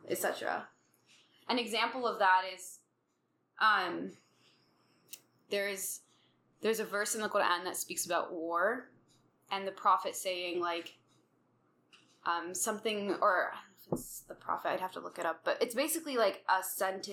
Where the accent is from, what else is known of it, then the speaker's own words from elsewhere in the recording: United States; being American Muslim